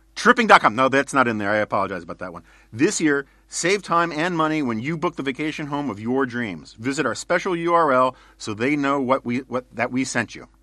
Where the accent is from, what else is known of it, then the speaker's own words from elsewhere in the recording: New York City, New York, United States; growing up in New York City in the nineteen seventies